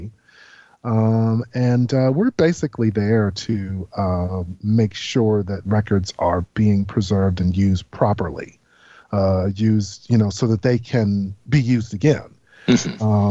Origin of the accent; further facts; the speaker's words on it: Washington, District of Columbia, United States; I was born and raised in Washington, D.C.